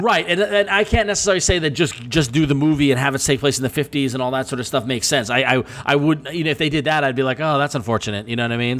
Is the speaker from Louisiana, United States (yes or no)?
no; Northport, New York, United States; I am from Northport, not East Northport